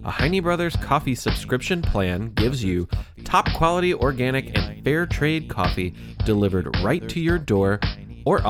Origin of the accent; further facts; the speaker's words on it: Louisville, Kentucky, United States; my hometown of Louisville, Kentucky.